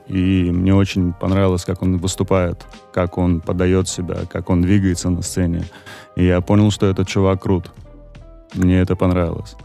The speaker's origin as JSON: {"language": "Russian", "town": "Baku", "country": "Azerbaijan", "tie": "born or raised there", "said": "я сам родом из Баку"}